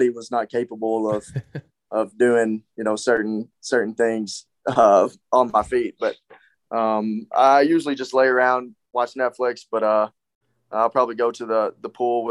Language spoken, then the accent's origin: English; West Tennessee, United States; moved away; West Tennessee, you know, my hometown